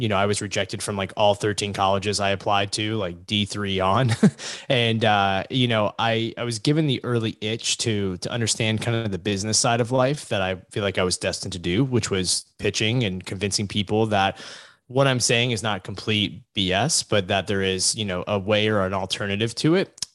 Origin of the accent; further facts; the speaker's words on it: Virginia Beach, Virginia, United States; now in Connecticut, United States; I'm originally from Southeast Virginia, uh, in the Virginia Beach area